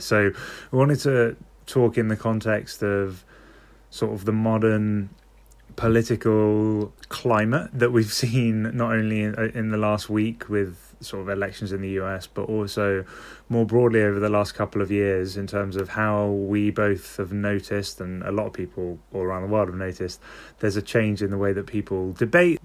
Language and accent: English; London, United Kingdom; I'm from London